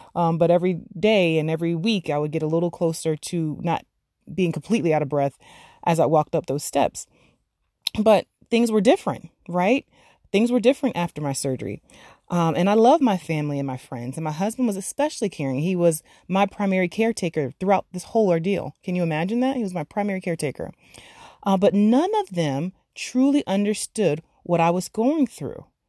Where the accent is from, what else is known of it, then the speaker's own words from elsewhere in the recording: Florida, United States; I actually grew up in Florida. I was raised in Florida